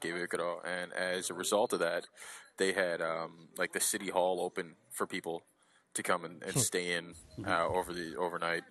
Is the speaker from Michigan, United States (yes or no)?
yes; Detroit, Michigan, United States; moved away as an adult; also born or lived in Chicago; now in Japan; I'm originally from Detroit